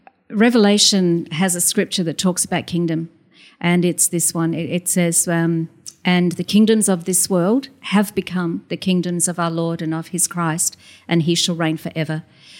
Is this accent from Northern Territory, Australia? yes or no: no; Queensland, Australia; also born or lived in Adelaide, Australia; I know I'm south of the border, but I'm definitely a Queenslander.